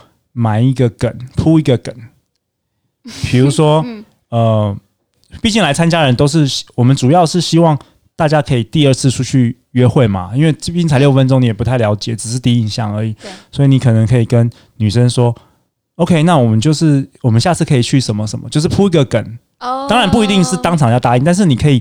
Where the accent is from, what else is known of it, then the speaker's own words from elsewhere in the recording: Taiwan; 对，因为大部分的人其实我们台湾人其实我都就比较